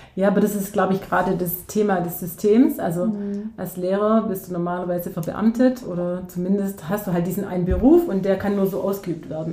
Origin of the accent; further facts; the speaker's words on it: near Ulm, Baden-Württemberg, Germany; ich komme aus der Nähe von Ulm.